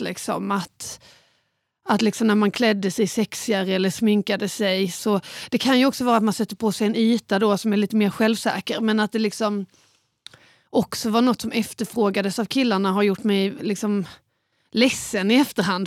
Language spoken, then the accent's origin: Swedish; Båstad, Skåne, Sweden; jag växte upp på Bjärehalvön i Båstad.